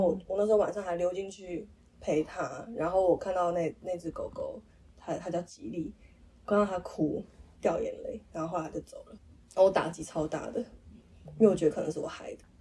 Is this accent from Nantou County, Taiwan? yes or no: yes; Nantou County, Taiwan; 我们老家住在那个三合院，南投的三合院